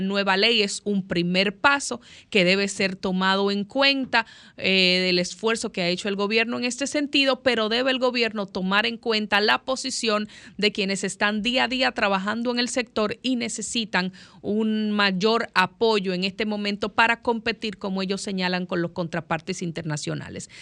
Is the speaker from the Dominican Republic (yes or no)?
yes; Dominican Republic; nosotros como República Dominicana